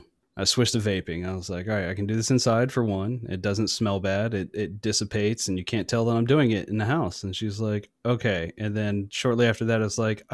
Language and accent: English; North Carolina, United States; I'm from North Carolina